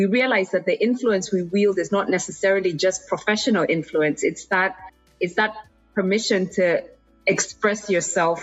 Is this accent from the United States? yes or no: no; Kenya; I was from Kenya